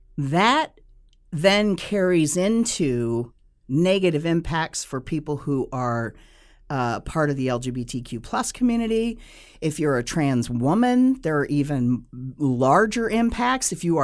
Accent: United States; Now, I'm two-spirit because I am Native American.

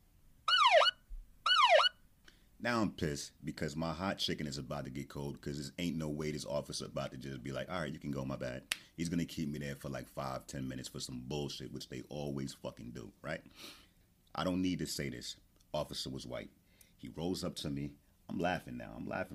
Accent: Newark, New Jersey, United States; I'm from Newark, New Jersey.

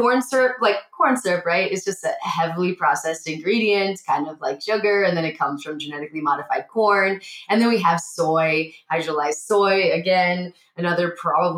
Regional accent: Montana, United States; I grew up in Montana.

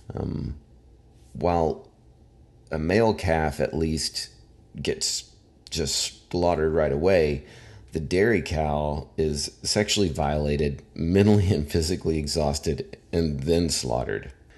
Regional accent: Arkansas, United States; I am from Arkansas, where as a kid, I hunted I went fishing, um, in high school. I worked at a grocery store

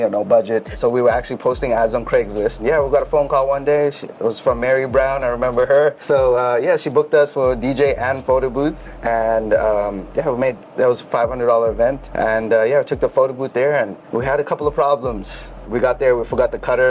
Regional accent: South Africa; now in United States; Originally, I'm from South Africa. So we moved here in 2001.

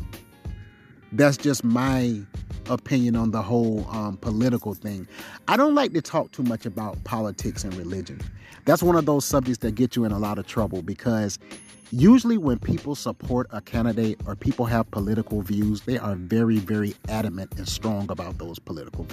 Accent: South Carolina, United States; now in Seattle, United States; I'm from South Carolina

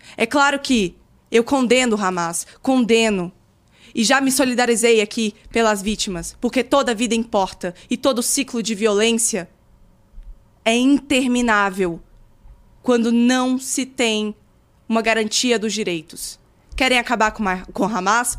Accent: Brazil; Eu nasci aqui no Brasil

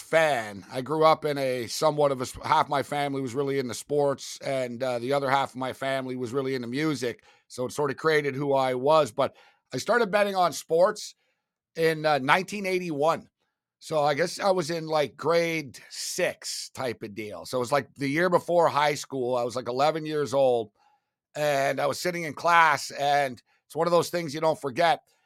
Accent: Montreal, Quebec, Canada; I was from Montreal. So, being from Montreal is like playing, like, high school football in Florida

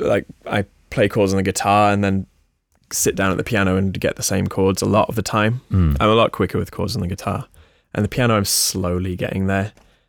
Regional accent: United States; born there; He lived in America. I was born in America.

